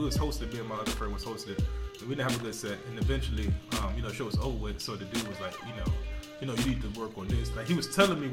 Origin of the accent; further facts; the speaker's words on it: Norfolk, Virginia, United States; Because I'm from Norfolk. I know Norfolk hood talk.